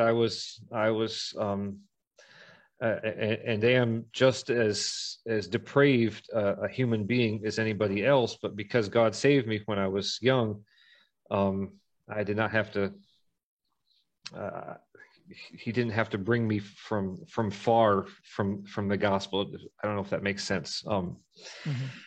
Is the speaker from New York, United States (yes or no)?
yes; Corning, New York, United States; moved away as an adult; also born or lived in Ithaca, New York / Western Pennsylvania; now in Brazil; I spent most of my growing up years in near near a city called Corning, uh, which is famous for Corning Glassworks, southern tier of New York.